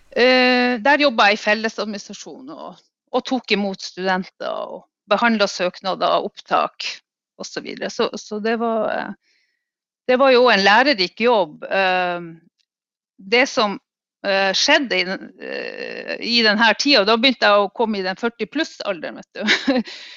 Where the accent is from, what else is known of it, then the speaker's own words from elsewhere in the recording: Finnmark, Norway; also born or lived in Alta; jeg kommer fra en klassisk arbeiderklassefamilie da, eh, i Finnmark